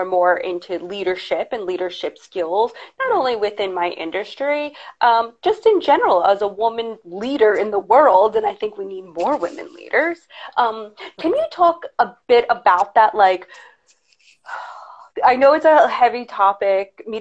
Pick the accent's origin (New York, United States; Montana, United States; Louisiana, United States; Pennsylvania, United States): New York, United States; accent: harsher New York; I have a harsher New York accent